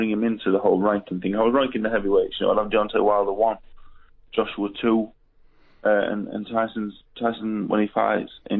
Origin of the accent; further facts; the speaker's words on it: Doncaster, Yorkshire and the Humber, United Kingdom; from Doncaster